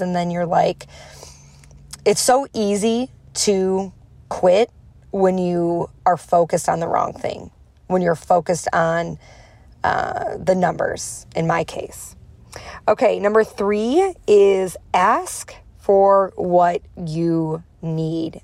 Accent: Chicago, Illinois, United States; I'm from Chicago, I have a strong accent

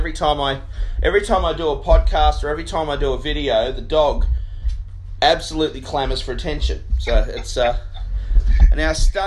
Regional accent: Australia

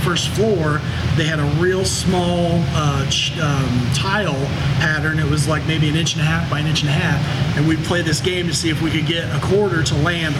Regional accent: Winnemac, Indiana, United States; I'm from Pulaski County, Indiana

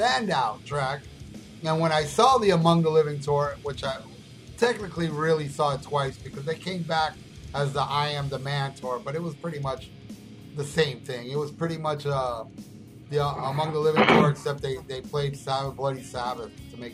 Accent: United States; I'm as an American as the American Indians because we were all born here

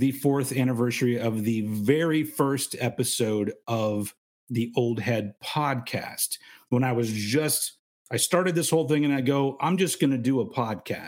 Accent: United States; I am American

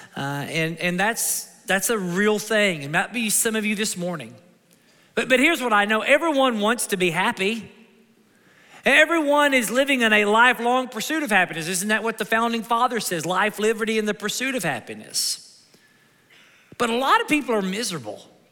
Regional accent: Kentucky, United States; moved away; my mom and dad, we're from Kentucky

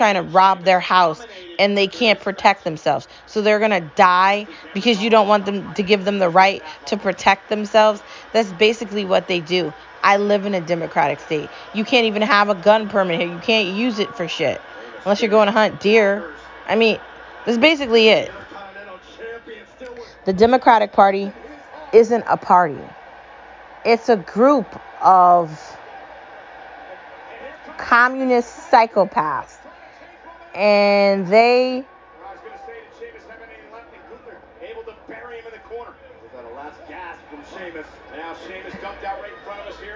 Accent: United States; As an American

